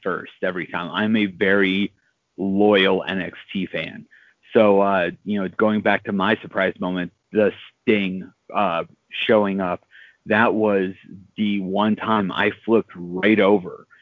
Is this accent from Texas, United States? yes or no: no; Pittsburgh, Pennsylvania, United States; my hometown of Pittsburgh